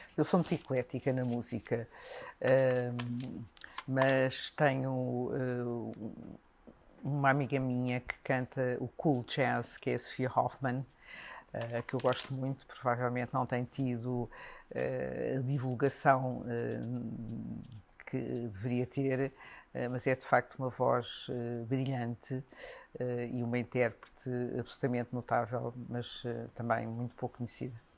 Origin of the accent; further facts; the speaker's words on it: Portugal; somos de Portugal